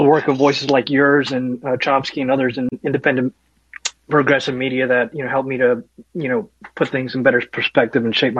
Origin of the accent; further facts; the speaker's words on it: rural Southern America, United States; as someone who grew up in, rural Southern America, going to public schools